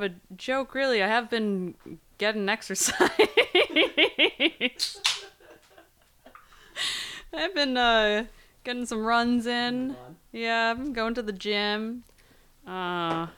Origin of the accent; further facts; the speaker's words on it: Sweden; growing up in Sweden